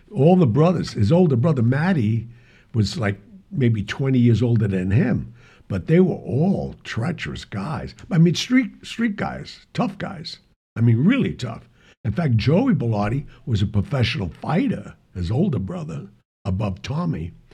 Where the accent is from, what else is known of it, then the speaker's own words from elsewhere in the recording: New York City, New York, United States; I grew up in the West Side.